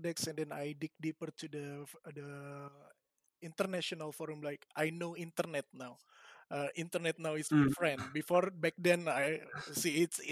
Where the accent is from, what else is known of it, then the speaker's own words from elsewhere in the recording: Indonesia; such a stupid guy from Indonesia